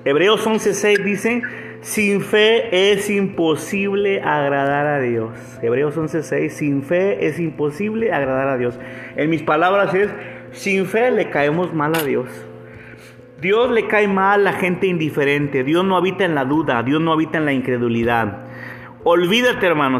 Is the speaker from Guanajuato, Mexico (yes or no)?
no; Monterrey, Nuevo León, Mexico; also born or lived in Canada; regreso a Monterrey, que es la ciudad donde, de donde yo soy